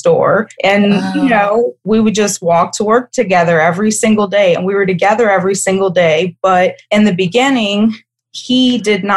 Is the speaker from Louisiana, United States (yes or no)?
yes; Kenner, Louisiana, United States; I grew up right outside of New Orleans. I grew up in Kenner, which is where you fly into the airport